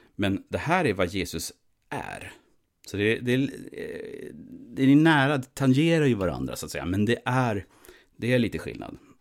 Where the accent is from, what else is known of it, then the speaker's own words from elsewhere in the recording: Sweden; vi som svenskar, vi, vi tillhör ju så att säga, vi är ju svenskar